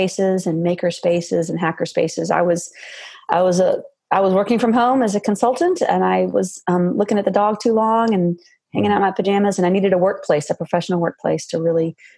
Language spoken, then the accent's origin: English; Silicon Valley, California, United States; moved away as an adult; now in Georgia, United States; I grew up in Silicon Valley in California on the West Coast and moved to the Southeast almost 20 years ago